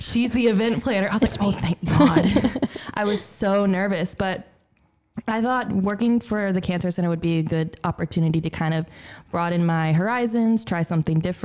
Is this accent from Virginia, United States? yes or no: no; Augusta, Georgia, United States; I'm actually born and raised from Augusta.